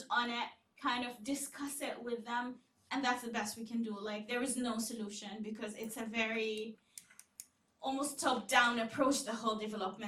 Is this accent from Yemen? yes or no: yes; Yemen; I'm from Yemen